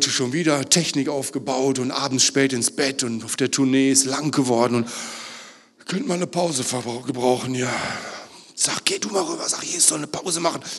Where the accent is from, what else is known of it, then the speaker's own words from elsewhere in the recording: Northern Germany, Germany; Ich komme aus Norddeutschland, eigentlich heißt das, ich habe Angst.